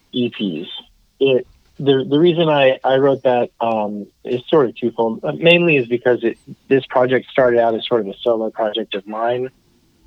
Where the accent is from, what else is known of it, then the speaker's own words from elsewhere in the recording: Fort Worth, Texas, United States; also born or lived in Dallas; I've born and raised in Fort Worth, and lived around this area most of my life